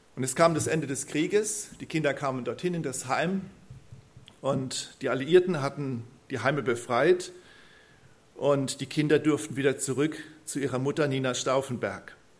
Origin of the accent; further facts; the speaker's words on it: Neulusheim, Baden-Württemberg, Germany; accent: Kurpfälzisch (Mannheimerisch); ich komme aus Neulusheim, also bin dort, wo ich wohne, auch geboren, ähm, geboren und aufgewachsen. Ich bin Kurpfälzer, ich kann Monamarisch babble